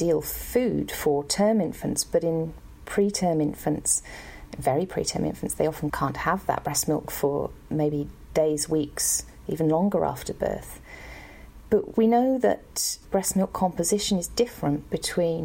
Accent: United Kingdom; moved away as an adult; also born or lived in London / New Zealand; I grew up in Brockwith in the UK

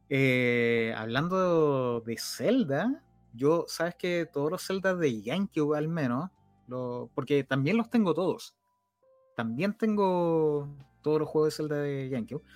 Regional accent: Rancagua, O'Higgins, Chile; yo soy de Rancagua

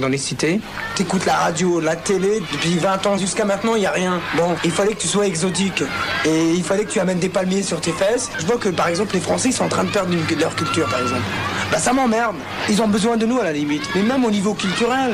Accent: Oran, Oran Province, Algeria; now in Lyon, France; je suis né euh, à Warren, à Oran, en Algérie. Ça fait 12 ans que je suis en France

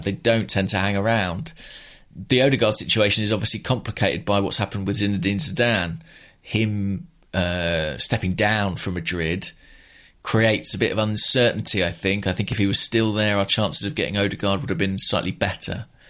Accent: England, United Kingdom; as a Englishman

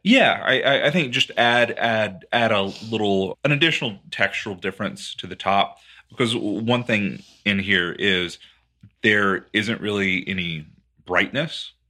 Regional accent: Texas, United States; as a Texan

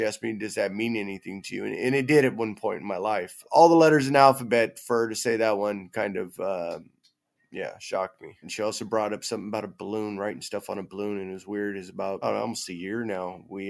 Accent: Monterey, California, United States; I'm from Monterey

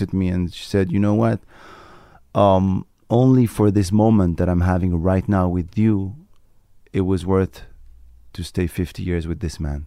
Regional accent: Morocco; first language Moroccan Arabic; English is a second language; moved away; also born or lived in France; I was born in Morocco, raised in Morocco

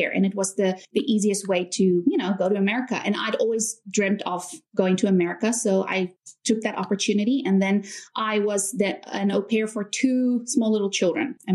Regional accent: South Africa; also born or lived in United States; now in China; but I'm actually from South Africa. A lot of people are also confused about my accent because I don't have a typical South South African accent.

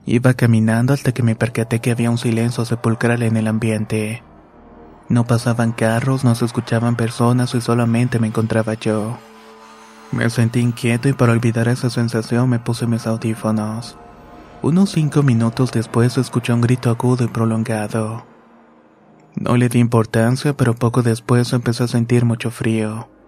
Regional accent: Tijuana, Baja California, Mexico; born there; Soy nacido en Tijuana, Baja California, pero tengo familia en Michoacán.

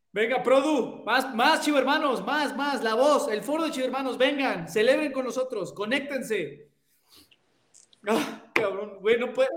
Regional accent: Mexico City, Mexico; Ustedes saben que yo soy chilango. Yo soy chilango.

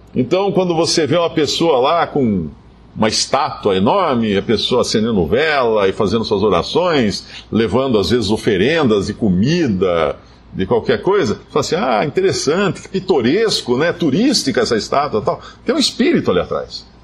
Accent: Brazil; éramos todos brasileiros

